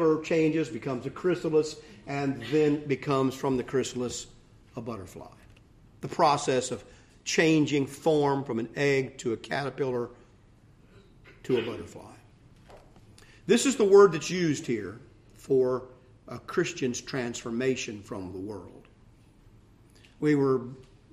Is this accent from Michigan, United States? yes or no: no; Ohio, United States; I grew up in Ohio